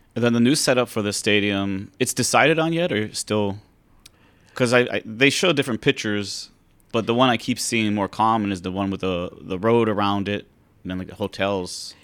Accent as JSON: {"language": "English", "town": "Pittsburgh", "region": "Pennsylvania", "country": "United States", "moved": "yes", "lives_now": "Hawaii, United States", "said": "I'm from Pennsylvania, Pittsburgh"}